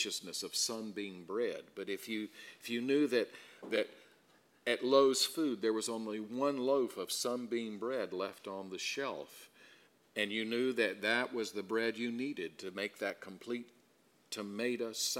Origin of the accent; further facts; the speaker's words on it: South Carolina, United States; I grew up in South Carolina